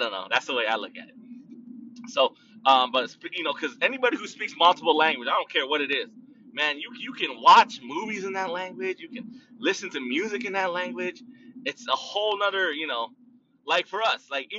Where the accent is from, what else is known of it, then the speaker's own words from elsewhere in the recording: United States; I'm Chicano, Mexican-American, or American-Mexican, whatever. I was born in America, so my nationality technically is American